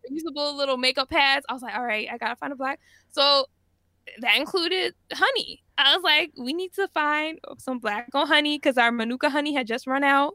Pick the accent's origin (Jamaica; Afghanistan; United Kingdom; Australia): Jamaica; I'm Jamaican, and, you know, ginger tea is just, like, a big part of our culture